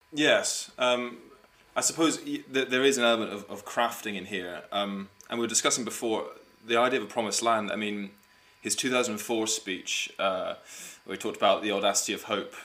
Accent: United States; as an American

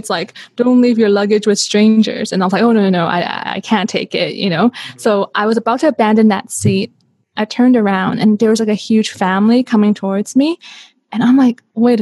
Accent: Canada; moved away as an adult; also born or lived in Hong Kong / Vancouver / Zurich, Switzerland; I was born in Hong Kong. I was raised in Canada

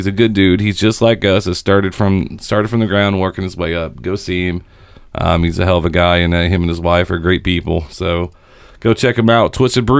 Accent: Seymour, Indiana, United States; moved away; I'm from Seymour, Indiana.

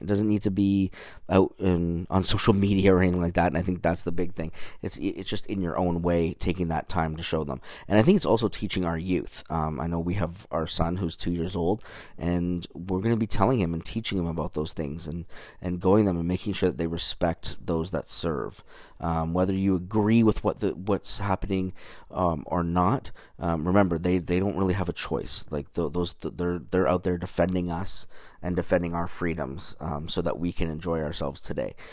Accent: Canada; moved away as an adult; now in United States; I'm from Canada. So I moved down here in two thousand and twelve

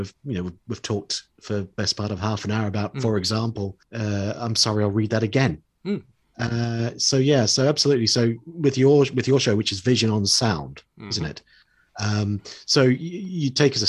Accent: New Zealand; now in United Kingdom; growing up in New Zealand, in the late 70s

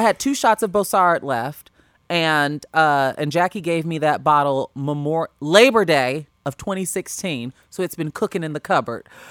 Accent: Homewood, Illinois, United States; moved away as an adult; also born or lived in Los Angeles; I am from the South Burbs. I am from Homewood.

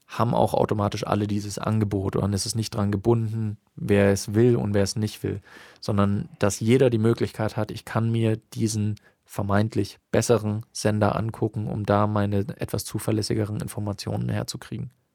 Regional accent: Bavaria, Germany; bei uns in Bayern

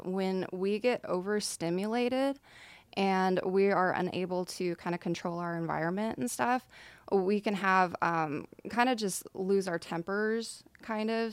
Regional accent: Nacogdoches, Texas, United States; moved away as an adult; now in Dallas, United States; I'm from East Texas

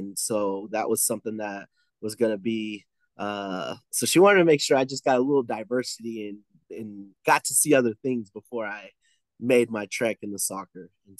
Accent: California, United States; now in Mesquite, United States; I was born in California, actually. And so growing up, I played soccer in California.

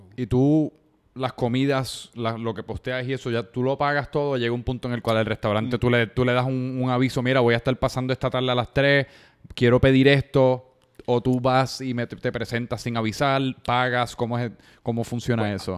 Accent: Puerto Rico; la comida que me identifica como puertorriqueño localmente

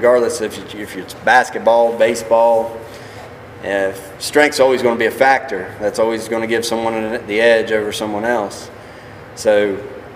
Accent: United States; I wanted to open an office down here in my hometown

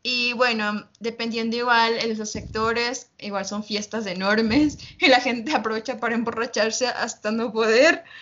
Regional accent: Uyumbicho, Pichincha, Ecuador; yo vivo cerca de la, de la capital, Quito, vivo las afueras. Y, bueno, nosotros yo vi mi pueblito, yo digo pueblito, ¿no? se llama Uyumbicho.

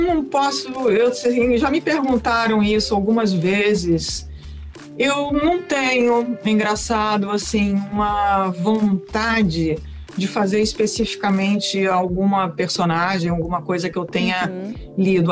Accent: Rio Grande do Sul, Brazil; eu sou do Rio Grande do Sul, eu nasci no Rio Grande do Sul, onde você fala o tu, você não fala você

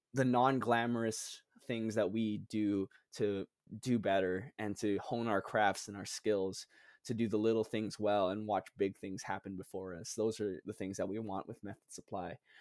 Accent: Guam; moved away as an adult; also born or lived in Philippines; now in Charleston, United States; I was born in the Philippines, but raised in the island of Guam

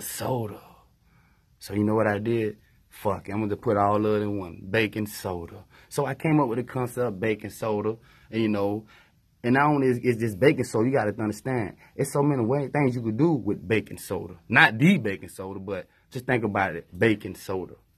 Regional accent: Tallahassee, Florida, United States; also born or lived in Greensboro; I lived in Tallahassee all my life, basically, you know, since nineteen eighty-seven

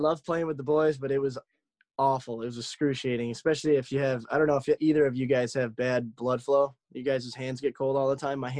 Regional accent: Warren, Michigan, United States; growing up, I'm originally from Warren, which is basically Detroit. So I grew up a Tigers fan

